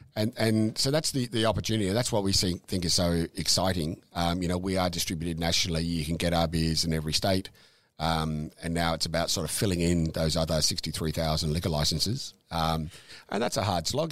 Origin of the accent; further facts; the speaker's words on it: Dandenong, Victoria, Australia; also born or lived in Safety Beach / Mornington Peninsula; I was born overseas, but we grew up in, in Dandenong